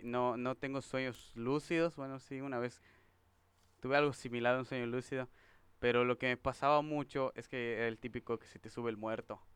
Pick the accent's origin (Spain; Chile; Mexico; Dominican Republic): Mexico; Yucatán; Yo soy el único yucateco